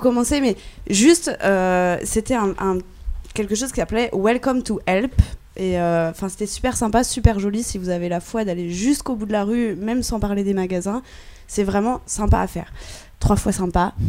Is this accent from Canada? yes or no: no; France; en tant que bonne française